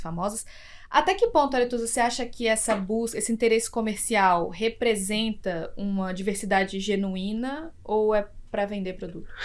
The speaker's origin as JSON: {"language": "Portuguese", "town": "Salvador", "region": "Bahia", "country": "Brazil", "said": "eu sou de Salvador"}